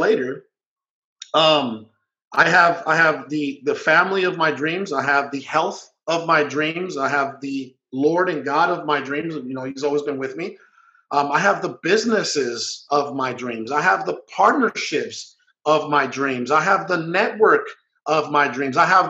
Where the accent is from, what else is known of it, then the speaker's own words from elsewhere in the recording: Guaymas, Sonora, Mexico; also born or lived in Hermosillo, Sonora; I was born in Hermosillo, Sonora, which is the capital of Sonora. And believe it or not, as poor as that city is, even though it's the capital, we couldn't even afford to live there. So I moved when I was 2 years old to Guaymas, Sonora